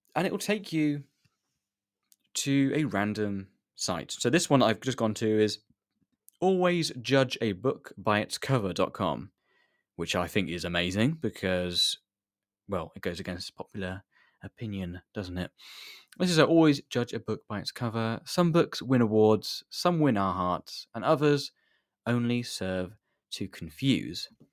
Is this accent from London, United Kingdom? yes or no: no; near Reading, South East England, United Kingdom; I'm from the U K, England, from the south near, n-, near Reading way